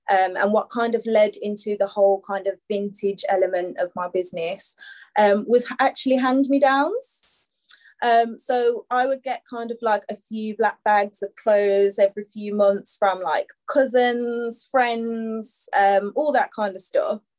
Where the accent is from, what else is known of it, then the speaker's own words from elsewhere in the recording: Birmingham, West Midlands, United Kingdom; moved away as an adult; also born or lived in London; now in Birmingham, United Kingdom; Um, I don't know if anyone can tell by the accent, um, but I'm from Birmingham, UK. I'm 27. Um, spent a little bit of time in London as well. Um, recently moved back